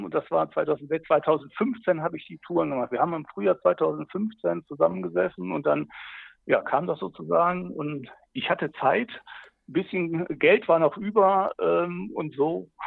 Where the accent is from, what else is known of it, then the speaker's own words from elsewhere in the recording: Rhineland, Germany; ich komme aus dem Rheinland, da sagt man so ein bisschen das Gerödel hier